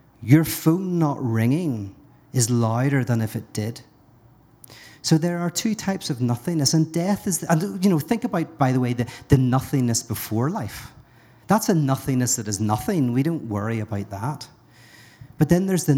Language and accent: English; Northern Ireland, United Kingdom; I'm from Northern Ireland